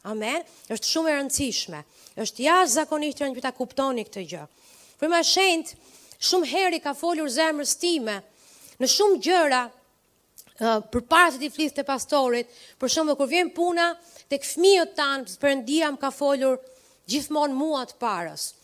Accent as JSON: {"language": "Albanian", "town": "Përmet", "region": "Gjirokastër County", "country": "Albania", "moved": "yes", "lives_now": "Tirana, Albania", "said": "Tirana është vendi ku kam lindur. Jam nga Përmeti, jo nga Tirana."}